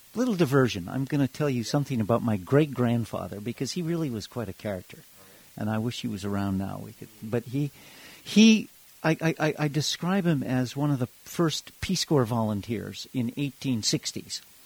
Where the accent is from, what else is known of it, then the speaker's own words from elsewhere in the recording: Hawaii, United States; also born or lived in Africa; now in Amherst, United States; I grew up in Hawaii